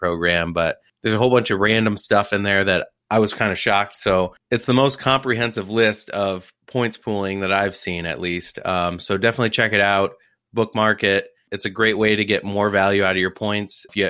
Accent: Detroit, Michigan, United States; I'm from Detroit, man.

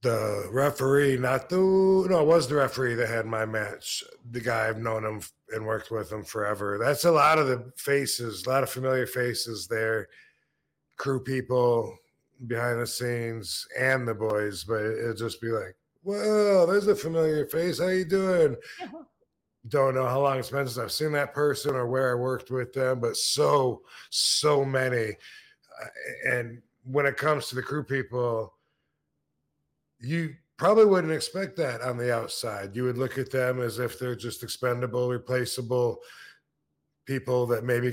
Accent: Battle Creek, Michigan, United States; my hometown in Battle Creek

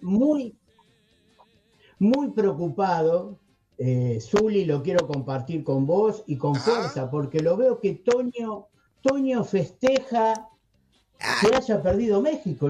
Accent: Argentina; acá en Argentina

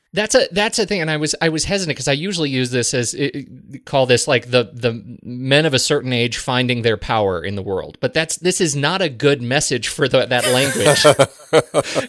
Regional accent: United States; also born or lived in Korea; I'm an American

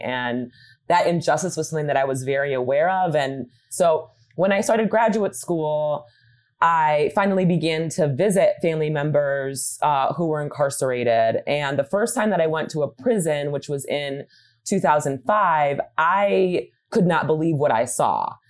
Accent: Michigan, United States; my home state of Michigan

